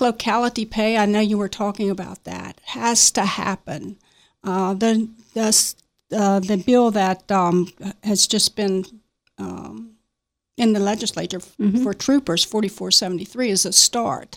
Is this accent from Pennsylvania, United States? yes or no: no; Martinsburg, West Virginia, United States; I was born and raised in Berkeley County, Martinsburg